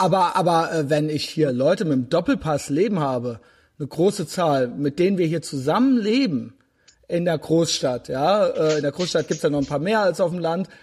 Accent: Germany; ich selbst bin auch Deutscher

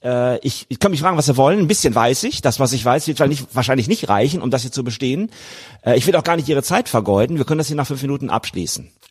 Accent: Germany; moved away; ich war Deutscher.

